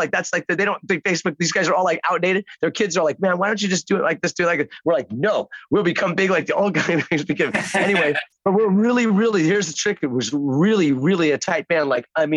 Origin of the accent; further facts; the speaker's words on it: Chicago, Illinois, United States; also born or lived in Englewood; I was born in Chicago